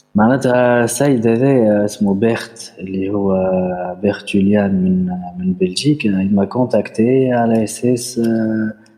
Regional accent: Tunisia; عندنا في تونس

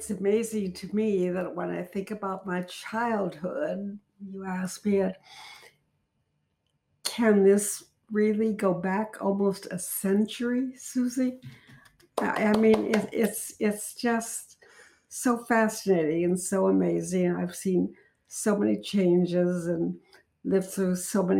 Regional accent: Chicago, Illinois, United States; I was born in Chicago, Illinois

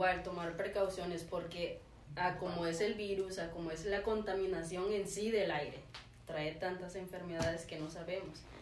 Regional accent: Tabasco, Mexico; now in Monterrey, Mexico; yo que soy de Tabasco

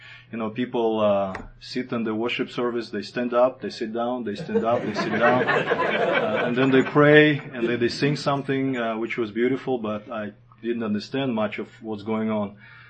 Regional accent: Kazakhstan; moved away as an adult; also born or lived in Moscow, Russia; I grew up in Kazakhstan, grew up there and was born during the Soviet Union. So I was raised in a, you know, regular Soviet typical family. We never had any religion. We were growing up as atheists.

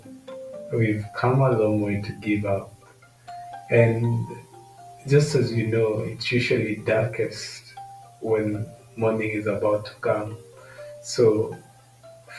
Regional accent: Kenya; from my home country, Kenya.

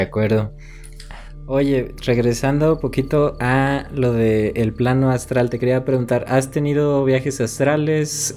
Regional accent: Mexico; yo soy de un pueblo pequeño de acá de México

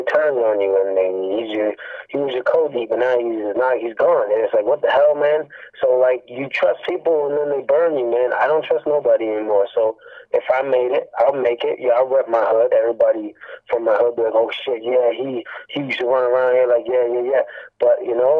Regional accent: Hamilton, Ontario, Canada; I'm from Hamilton, Ontario, 350 Green Hill is my area

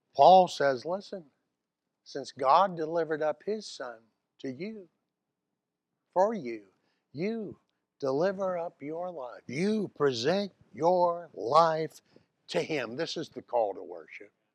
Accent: Mobile, Alabama, United States; Here I am from Mobile, Alabama.

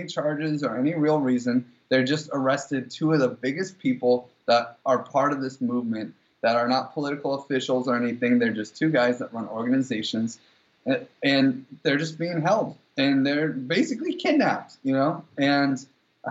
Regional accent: United States; we're both American

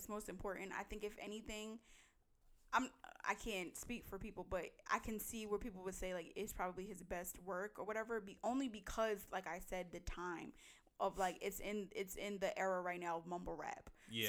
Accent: Tri-State area, East Coast, United States; I'm from the East Coast. Like, you know, I'm from the Tri-State.

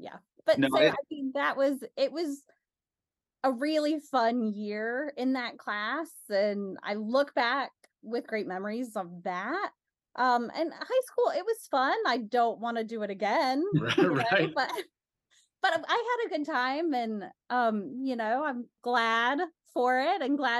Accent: Northern US, United States; accent: Northern; my Northern accent will come out really thick if I'm talking to somebody from back home.

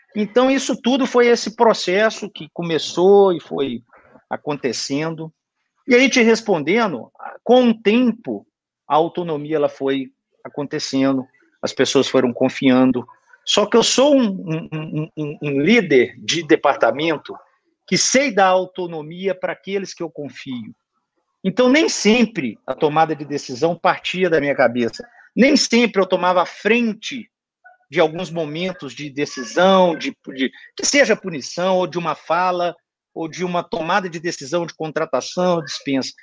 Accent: Belo Horizonte, Minas Gerais, Brazil; moved away as an adult; sou de Belo Horizonte

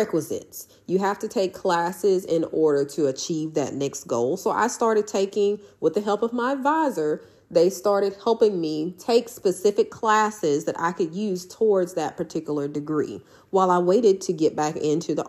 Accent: Houston, Mississippi, United States; my hometown of Houston, Mississippi

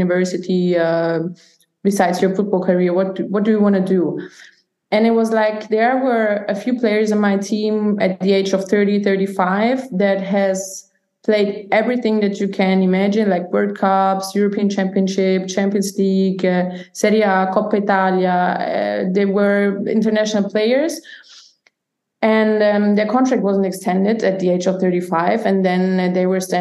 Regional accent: Nuremberg, Bavaria, Germany; moved away as an adult; also born or lived in Italy; I grew up in Nürnberg in Bavaria

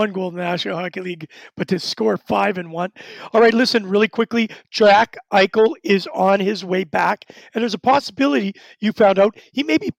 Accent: Winnipeg, Manitoba, Canada; John, let me tell you, I'm from Winnipeg, Manitoba.

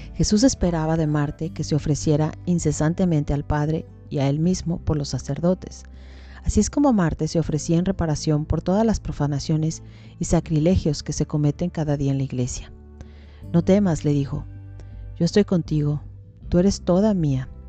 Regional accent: Mexico; nosotros en México, yo soy mexicana

